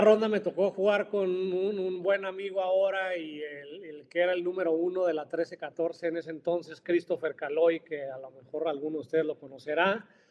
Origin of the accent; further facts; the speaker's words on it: Mexico; also born or lived in Florida, United States; nosotros como mexicanos